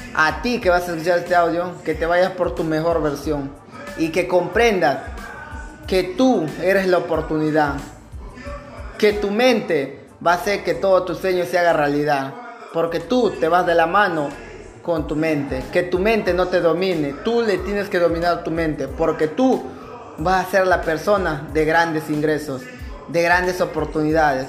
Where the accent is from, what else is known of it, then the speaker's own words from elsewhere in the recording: Peru; moved away; also born or lived in Lima, Peru; retornar a mi pueblito polvoriento